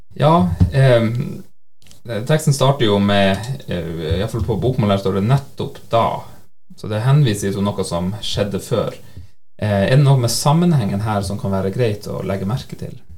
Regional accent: Senja, Troms, Norway; now in Nærbø, Norway; jeg kommer fra Senja i Nord-Norge, så eh, bor jeg altså her på Nærbø

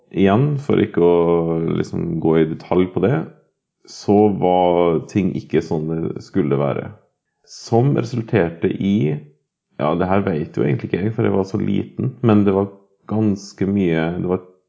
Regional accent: Norway; har altså bodd på Hval videregående skole, hvor jeg er født og oppvokst

